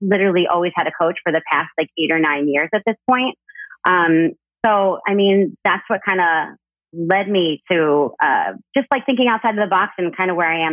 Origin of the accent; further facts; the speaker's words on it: New Jersey, United States; moved away as an adult; also born or lived in California; I grew up in Jersey up north.